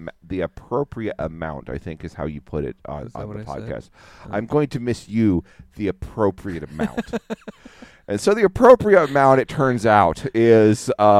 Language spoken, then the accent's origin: English; Midwest, United States; moved away; also born or lived in Wyoming; I'm from the Midwest, baby.